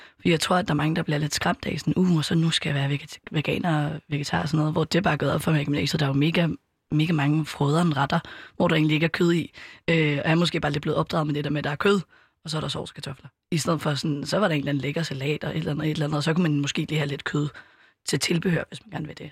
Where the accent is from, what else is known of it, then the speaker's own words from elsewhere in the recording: Copenhagen, Capital Region of Denmark, Denmark; also born or lived in Østerbro, Copenhagen; ellers så er jeg opvokset på Amager, bor lige nu på Østerbro